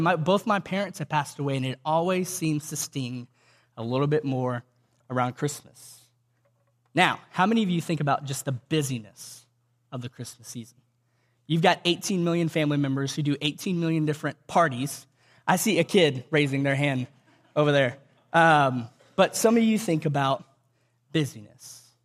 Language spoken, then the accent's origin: English; Cuero, Texas, United States; I grew up in Cuero, Texas, about three hours from here